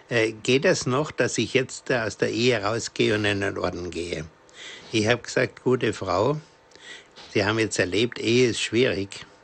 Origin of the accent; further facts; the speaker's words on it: Bavaria, Germany; Ich komme ja selber aus der Diözese Bamberg und zwar aus dem nördlichsten Teil Coburger Land ist meine Heimat